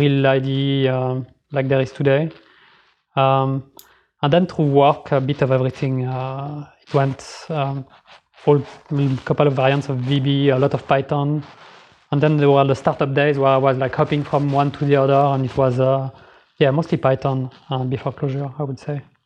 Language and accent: English; Geneva, Switzerland; moved away as an adult; now in Sweden; I'm from Geneva originally, so I moved here like three years ago